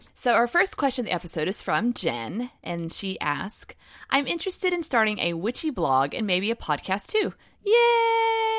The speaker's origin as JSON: {"language": "English", "region": "the South", "country": "United States", "accent": "Southern", "said": "my Southern accent's coming out"}